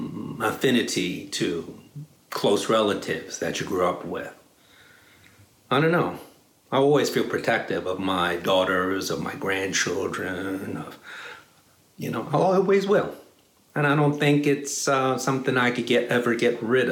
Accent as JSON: {"language": "English", "town": "New York City", "region": "New York", "country": "United States", "tie": "born or raised there", "also_born_or_lived": "Dallas, Texas / Chicago / San Francisco", "moved": "as an adult", "lives_now": "Palo Alto, United States", "said": "I grew up in New York City"}